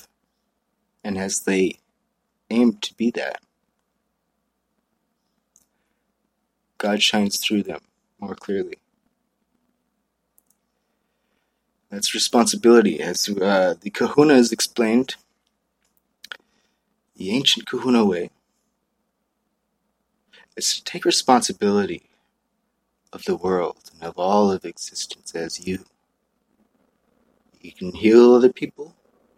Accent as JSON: {"language": "English", "area": "Maui", "region": "Hawaii", "country": "United States", "tie": "born or raised there", "moved": "yes", "said": "I grew up in Maui"}